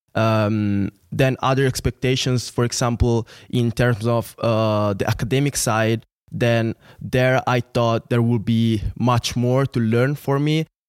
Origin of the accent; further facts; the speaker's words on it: near Milan, Lombardy, Italy; moved away as an adult; also born or lived in Venice; now in St. Gallen, Switzerland; I'm from Italy. Was born and raised there, city uh, not away from Milan